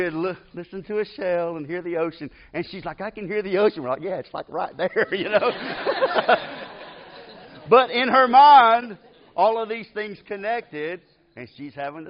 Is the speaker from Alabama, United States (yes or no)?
yes; Decatur, Alabama, United States; I grew up in Decatur.